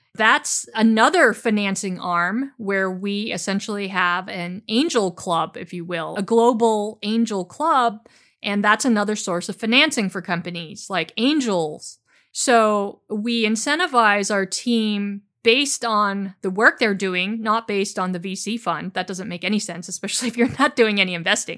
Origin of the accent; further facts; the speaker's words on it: San Francisco Bay Area, California, United States; I grew up in the San Francisco Bay Area